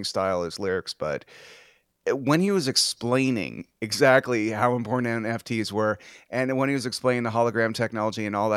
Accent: Canada; Growing up in Canada

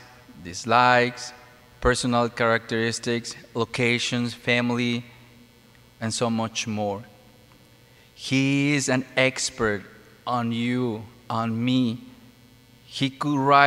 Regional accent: Mexico; moved away; No, I'm not from Philippines. I'm from Mexico

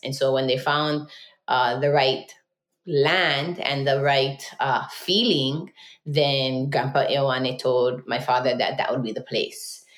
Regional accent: King's Landing, Hawaii, United States; I was living on homestead lands and that I was Hawaiian and that we were living on Hawaiian homestead

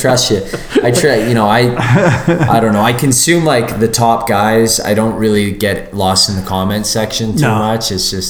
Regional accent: Canada; said we're from Canada.

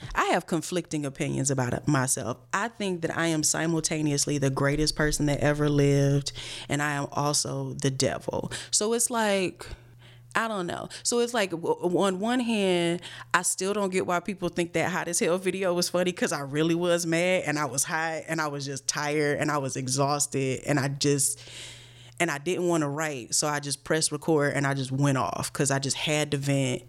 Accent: Cleveland, Ohio, United States; moved away; also born or lived in New York; I'm from Cleveland, Ohio, born and raised

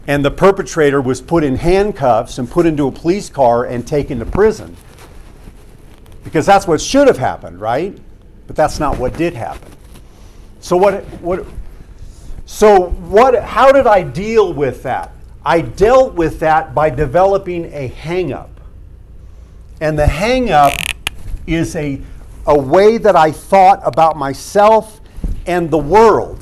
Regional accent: San Marcos, California, United States; also born or lived in Carlsbad, California; the neighborhood where we moved from Los Robles, 205 Encinitas Road, San Marcos, California. It was that summer, so I was not yet 5 years old

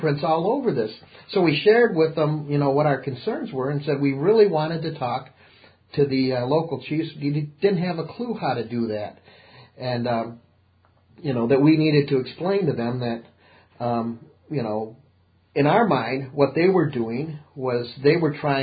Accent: United States; being an American

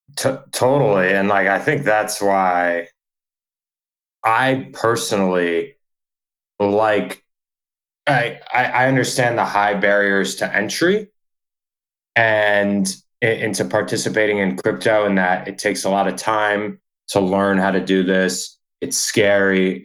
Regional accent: New York, United States; moved away as an adult; also born or lived in Nashville, Tennessee; I'm from New York originally.

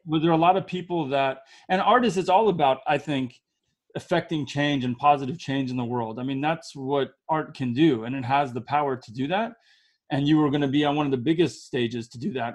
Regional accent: United States; also born or lived in Israel; I'm from America

